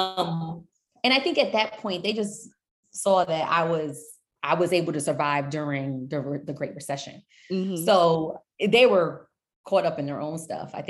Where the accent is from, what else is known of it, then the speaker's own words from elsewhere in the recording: New York, United States; also born or lived in Nashville; I'm originally was born in Nashville, but I'm from New York